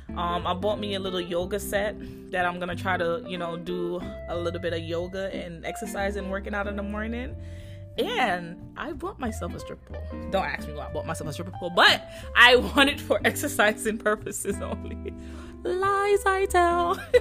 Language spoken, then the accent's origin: English; Jamaica; accent: Jamaican; I'm Jamaican, so excuse my my accent.